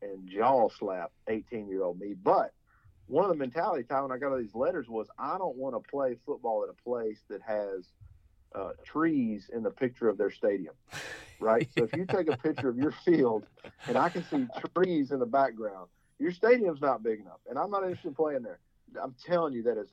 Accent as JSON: {"language": "English", "town": "Huntsville", "region": "Texas", "country": "United States", "tie": "born or raised there", "said": "we growing up in Huntsville, our parents being Bearcats"}